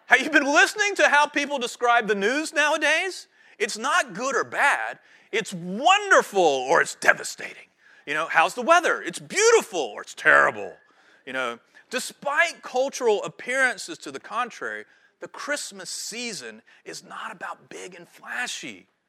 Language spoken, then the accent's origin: English; High Point, North Carolina, United States; moved away as an adult; now in Wrightsville Beach, United States; I grew up in High Point, North Carolina